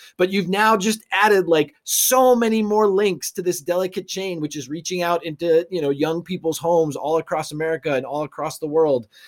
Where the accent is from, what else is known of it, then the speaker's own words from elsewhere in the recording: Arlington, Massachusetts, United States; my hometown of Arlington, Massachusetts